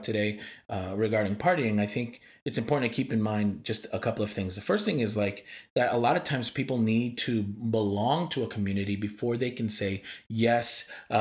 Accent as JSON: {"language": "English", "region": "New York", "country": "United States", "also_born_or_lived": "East Coast", "moved": "yes", "said": "as a New Yorker"}